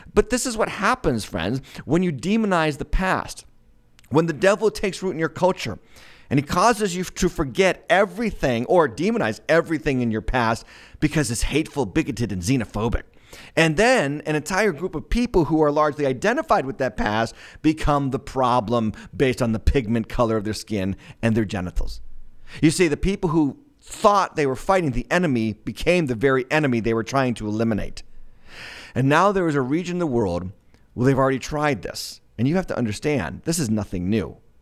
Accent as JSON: {"language": "English", "country": "United States", "said": "I'm as American as it gets"}